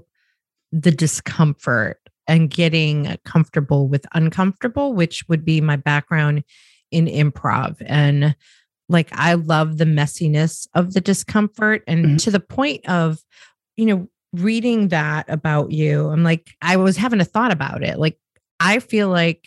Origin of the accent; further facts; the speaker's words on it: Chicago, Illinois, United States; moved away; I'm actually from Chicago originally.